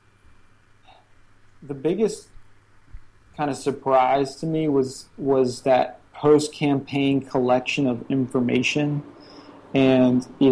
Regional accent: Charlotte, North Carolina, United States; moved away as an adult; now in Shenzhen, China; I ended up going back to my hometown, Charlotte, North Carolina

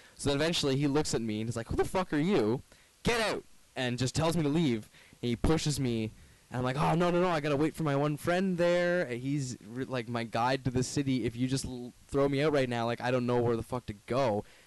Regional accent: Brantford, Ontario, Canada; moved away as an adult; now in Toronto, Canada; I'm from Brantford, pretty small town.

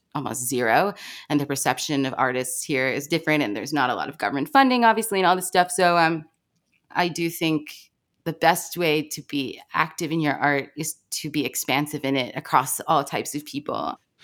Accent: Baltimore, Maryland, United States; I grew up in Baltimore

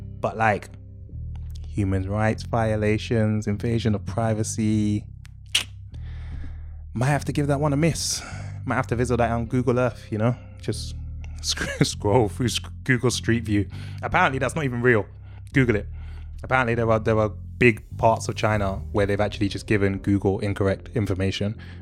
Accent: England, United Kingdom; I was born here. I've never set foot into any of the countries you're thinking of. I'm from England.

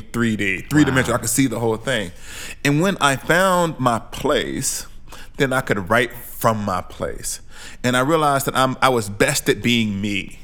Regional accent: Alabama, United States; moved away as an adult; also born or lived in St Andrews, Scotland; I'm a black Southerner. I'm from Alabama, and I know what Alabama looks like, feels like

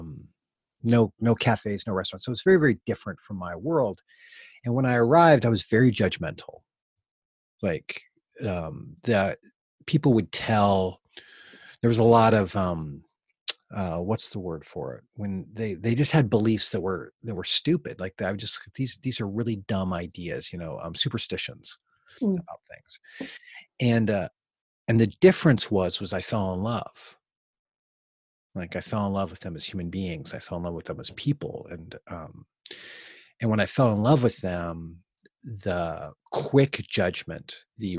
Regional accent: United States

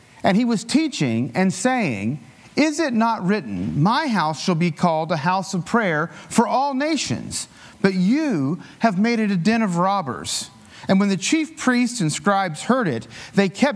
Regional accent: Appalachian Mountains, United States; I grew up in the Appalachian Mountains. It was, you know, rural

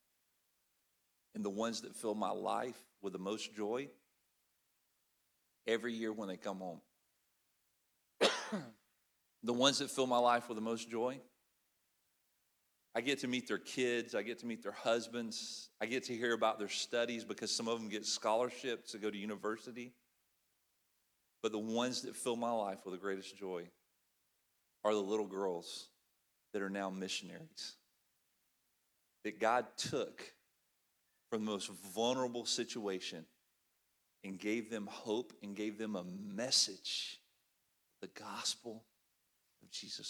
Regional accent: Alabama, United States; moved away as an adult; now in Sucua, Ecuador; I'm from Alabama

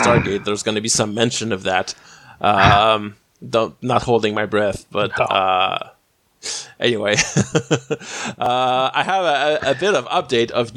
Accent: Canada; the only Canadian on this episode

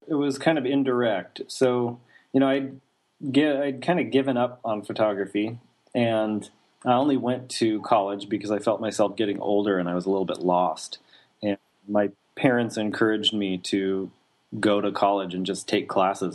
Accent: Idaho Falls, Idaho, United States; I was born in Idaho Falls, Idaho. That's where I grew up, small town in the southeastern side of the state

